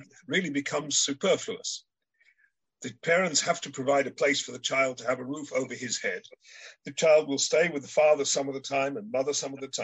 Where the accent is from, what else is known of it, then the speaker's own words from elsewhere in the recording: Israel; I come from Israel